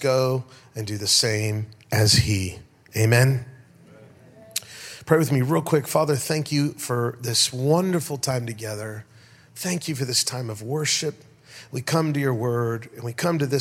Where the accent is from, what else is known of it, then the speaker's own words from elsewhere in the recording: United States; also born or lived in Las Vegas; I'm a pastor from America